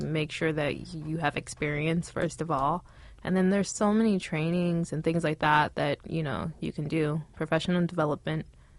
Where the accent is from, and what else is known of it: Pasadena, California, United States